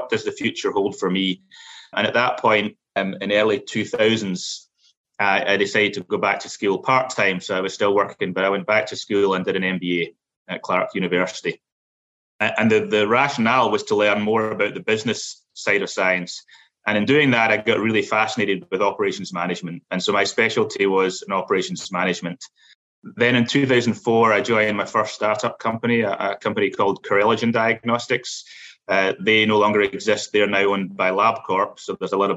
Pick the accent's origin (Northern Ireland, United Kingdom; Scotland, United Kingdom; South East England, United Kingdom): Scotland, United Kingdom; Glasgow; moved away as an adult; now in United States; I'm originally from Scotland, specifically from Glasgow.